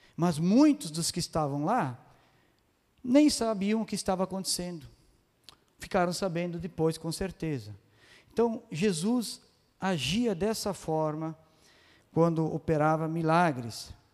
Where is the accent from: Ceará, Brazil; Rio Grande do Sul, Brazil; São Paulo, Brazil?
Rio Grande do Sul, Brazil; Bento Gonçalves; accent: gringo (Italian-descended Serra Gaúcha); eu sou gringo de Bento